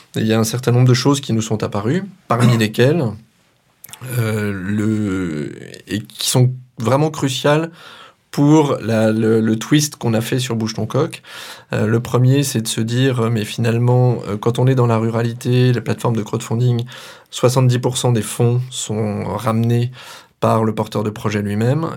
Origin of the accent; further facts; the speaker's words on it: Auvergne-Rhône-Alpes, France; now in Sarthe, France; natif d'Auvergne et sartois maintenant